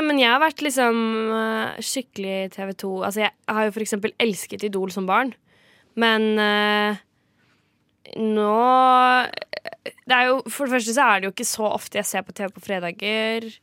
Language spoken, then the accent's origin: Norwegian; Kragerø, Telemark, Norway; min hjemby Kragerø